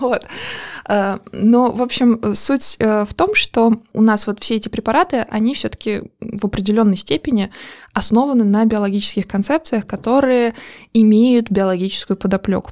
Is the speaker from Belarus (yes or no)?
no; Azerbaijan; Я из Азербайджана